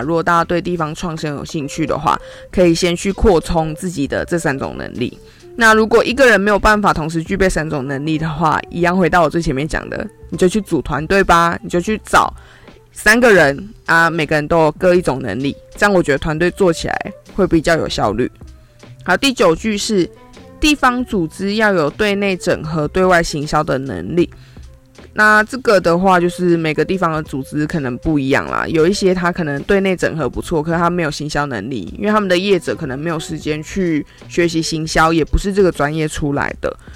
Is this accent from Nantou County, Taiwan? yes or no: yes; Jiji, Nantou County, Taiwan; 吉吉就不一样啦。我跟在地业者组成团队，我自己也是在地人